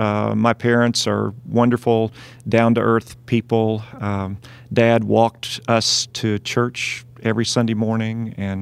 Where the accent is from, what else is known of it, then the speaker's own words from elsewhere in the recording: Dyersburg, Tennessee, United States; Well, I'm originally from Dyersburg, Tennessee. I grew up in the South